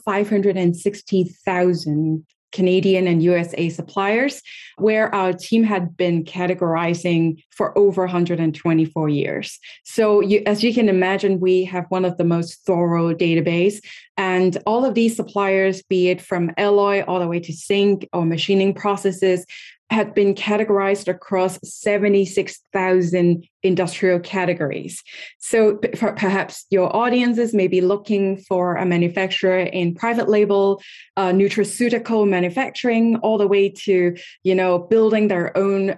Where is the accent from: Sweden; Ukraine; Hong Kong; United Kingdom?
Hong Kong; moved away; I was born and raised in Hong Kong originally